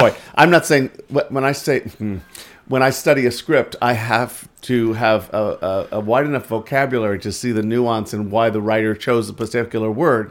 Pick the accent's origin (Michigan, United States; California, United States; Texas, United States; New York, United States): New York, United States; moved away; I'm from New York originally